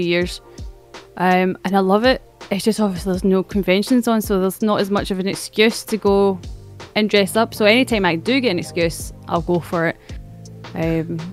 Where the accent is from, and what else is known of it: Scotland, United Kingdom